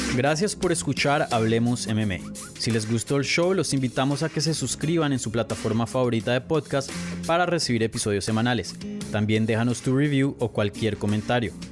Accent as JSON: {"language": "Spanish", "region": "Bogotá", "country": "Colombia", "tie": "born or raised there", "moved": "yes", "said": "yo soy de Colombia"}